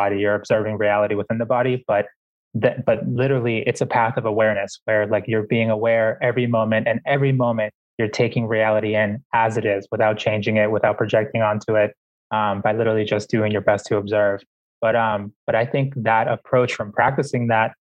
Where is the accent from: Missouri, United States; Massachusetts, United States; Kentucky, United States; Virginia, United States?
Massachusetts, United States; Boston; when I was growing up in Boston